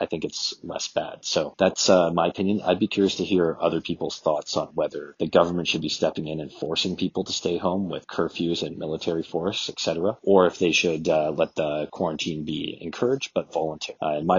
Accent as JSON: {"language": "English", "country": "Canada", "lives_now": "São Paulo, Brazil", "said": "I am Canadian, and I'm currently living in Sao Paulo, Brazil."}